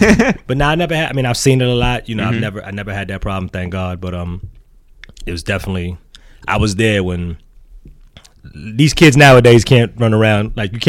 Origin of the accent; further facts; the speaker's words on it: New York City, New York, United States; I'm from the Bronx, South Bronx, born and bred.